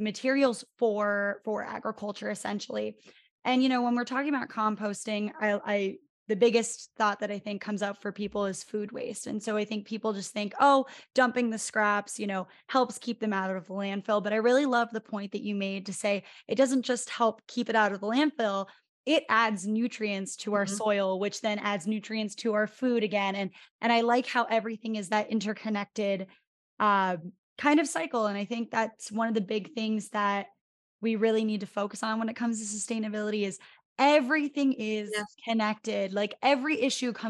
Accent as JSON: {"language": "English", "region": "Northeastern Pennsylvania", "country": "United States", "tie": "born or raised there", "said": "I was born and raised in Northeastern Pennsylvania. If any of our listeners have ever seen The Office, I'm about 20 minutes south of Scranton."}